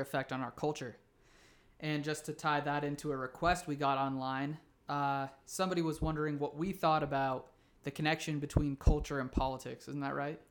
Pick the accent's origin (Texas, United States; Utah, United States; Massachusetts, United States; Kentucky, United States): Utah, United States; I grew up here in Utah